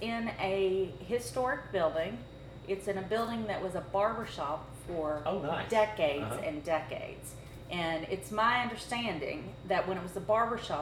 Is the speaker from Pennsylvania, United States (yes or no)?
no; Louisville, Kentucky, United States; also born or lived in Richmond, Kentucky; I was born and raised in Louisville, but I went to college at EKU